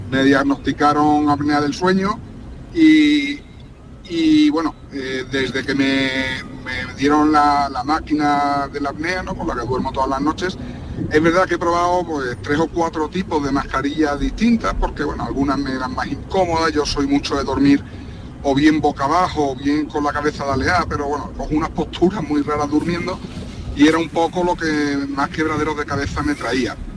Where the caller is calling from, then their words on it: Seville, Andalusia, Spain; de Sevilla.